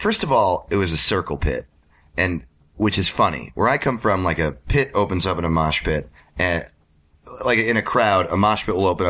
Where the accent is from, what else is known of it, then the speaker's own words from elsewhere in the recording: Orange County, New York, United States; now in Los Angeles, United States; No, I grew up in Orange County, New York.